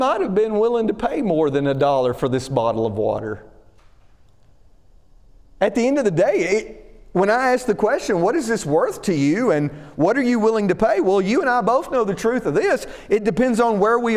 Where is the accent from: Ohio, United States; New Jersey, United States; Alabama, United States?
Alabama, United States; moved away as an adult; now in Northern Virginia, United States; growing up in Alabama, right, we didn't have professional football.